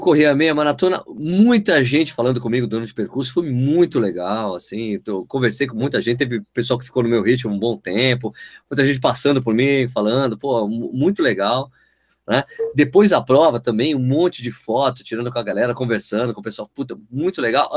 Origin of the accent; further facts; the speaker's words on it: São Paulo, Brazil; now in Jundiaí, Brazil; eu sou de São Paulo